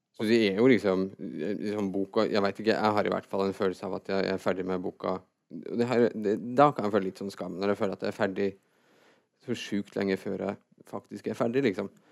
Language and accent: Norwegian; Fredrikstad, Østfold, Norway; also born or lived in Trøndelag; jeg er født i Trøndelag, og så flytta jeg fra når jeg var seks, til Fredrikstad